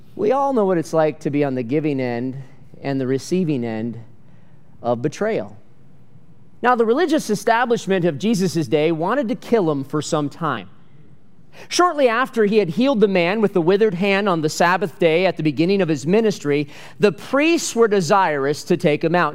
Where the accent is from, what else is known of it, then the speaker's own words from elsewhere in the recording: Michigan, United States; growing up in Michigan